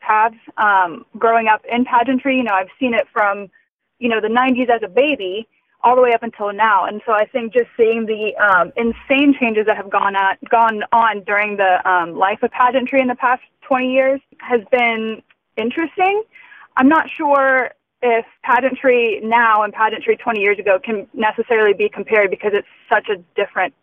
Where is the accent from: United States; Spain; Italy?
United States; Georgia; moved away; growing up in Georgia, I had such an incredible support system through pageantry.